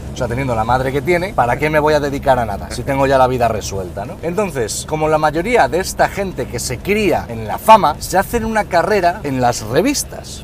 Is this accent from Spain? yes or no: yes; Spain; en mi país, en España